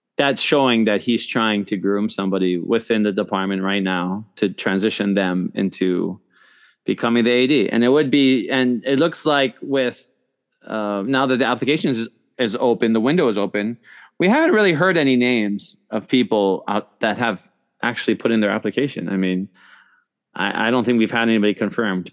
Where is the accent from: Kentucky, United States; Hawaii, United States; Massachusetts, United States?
Hawaii, United States; moved away as an adult; also born or lived in New York / California; I'm born and raised in Hawaii